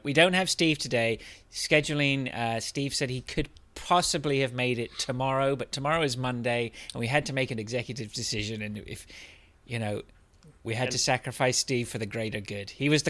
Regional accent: England, United Kingdom; now in Canada; I was born in Canada, but I moved to England when I was young, 12, and so I grew up all the way through until my 30s, until I got married and came back.

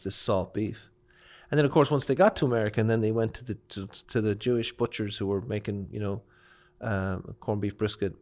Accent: Kildare, Leinster, Ireland; also born or lived in Orlando / Chicago / Boston / New York; now in Memphis, United States; I'm actually from Kildare, which is part of the country

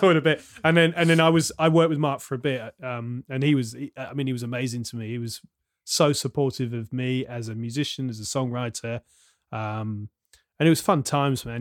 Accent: Southampton, South East England, United Kingdom; I grew up in Southampton, then moved away, and then came back

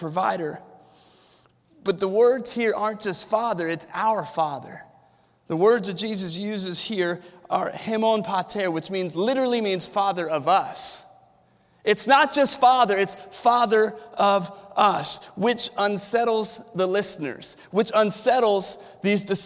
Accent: Williamsburg, Virginia, United States; I was born and raised here in Williamsburg

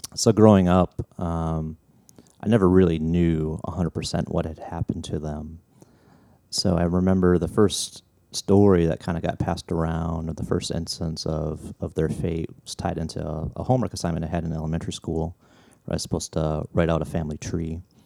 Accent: Hinckley, Minnesota, United States; growing up around Hinckley, which is a little small town in Minnesota, just north of the Twin Cities

